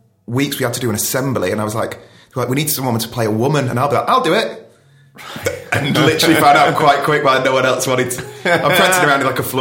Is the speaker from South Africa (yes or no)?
no; Ashton-under-Lyne, North West England, United Kingdom; So I grew up in Ashton, under like Tameside